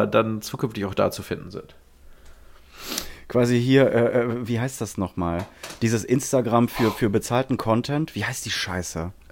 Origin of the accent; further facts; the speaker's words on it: France; German is a second language; ich äh, komme nicht aus äh, wie man äh, jetzt vielleicht hört. Ich, ich habe Sympathie mit Albanien und ich komme aus Frankreich